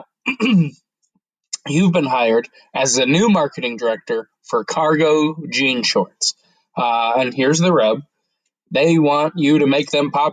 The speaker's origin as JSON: {"language": "English", "town": "Denver", "region": "Colorado", "country": "United States", "said": "I'm from Denver."}